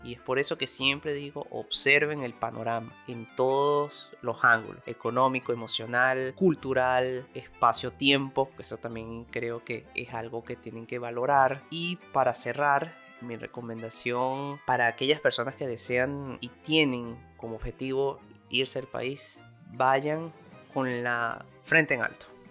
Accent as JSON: {"language": "Spanish", "country": "Venezuela", "moved": "yes", "lives_now": "Argentina", "said": "cada uno de nosotros como venezolanos"}